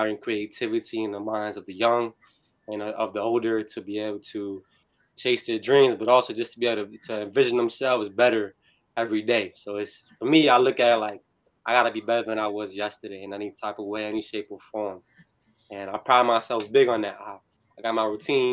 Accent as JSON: {"language": "English", "town": "New Bern", "region": "North Carolina", "country": "United States", "tie": "born or raised there", "said": "I'm from Harhead, New Bern, for those who know. I went to New Bern High School"}